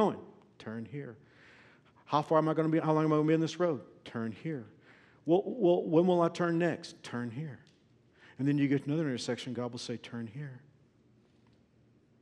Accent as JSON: {"language": "English", "town": "Fort Worth", "region": "Texas", "country": "United States", "tie": "born or raised there", "said": "my hometown of Fort Worth"}